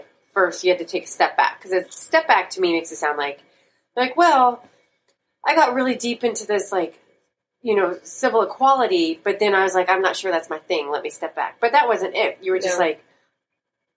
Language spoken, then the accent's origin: English; United States; as an American